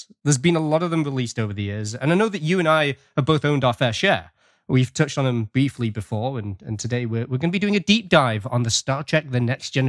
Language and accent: English; United Kingdom; now in Canada; I'm British, but these days I live in Canada.